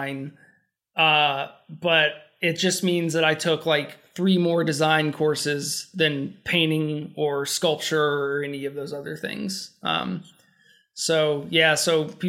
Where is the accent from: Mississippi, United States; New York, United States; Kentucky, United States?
Kentucky, United States; Elizabethtown; also born or lived in Murray, Kentucky; I'm from Elizabethtown, which is like 3 hours